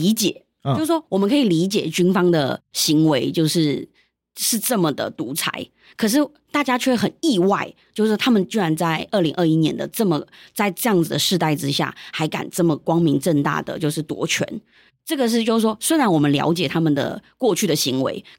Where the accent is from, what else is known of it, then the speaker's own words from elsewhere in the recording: Taiwan; first language Yunnanese; 我们来到台湾之后，我们在台湾长大。然后我觉得对于我来说，我也是一部分，我也是台湾人。就是我的人生大概三分之二都在台湾了。